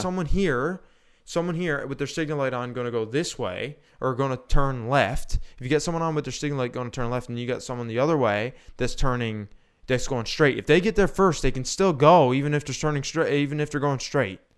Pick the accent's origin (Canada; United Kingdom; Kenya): Canada; I'm Canadian